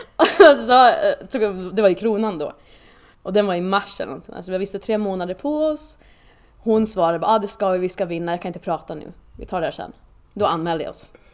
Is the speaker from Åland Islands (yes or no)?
yes; Åland Islands; moved away as an adult; now in Sweden; tills att jag flyttade nästan från eh, Åland som jag kommer ifrån